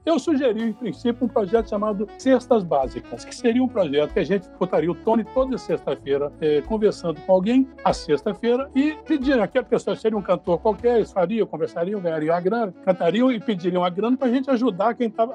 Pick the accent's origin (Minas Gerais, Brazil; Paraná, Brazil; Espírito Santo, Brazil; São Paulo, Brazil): Minas Gerais, Brazil; interior of; moved away; also born or lived in Rio de Janeiro; sou do interior de Minas Gerais